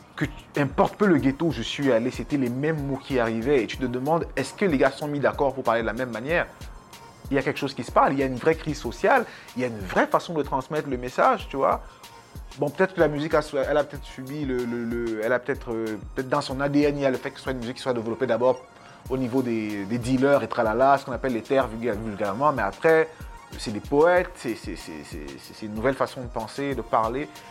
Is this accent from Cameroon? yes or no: yes; Yaoundé, Centre, Cameroon; je suis né à Yaoundé